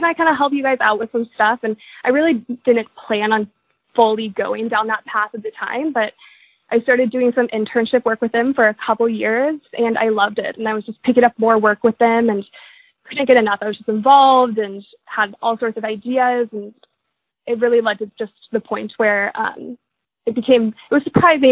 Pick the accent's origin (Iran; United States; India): United States; Oregon; I grew up in Oregon